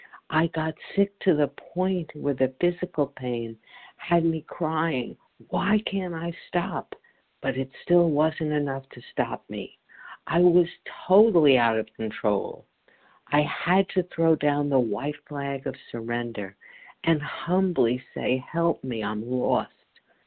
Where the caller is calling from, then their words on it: Chile, New Jersey, United States; I'm calling from Chile, New Jersey.